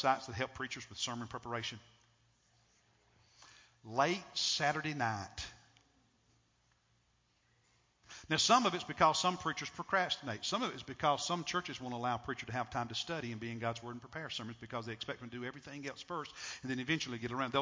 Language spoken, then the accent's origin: English; United States; as an American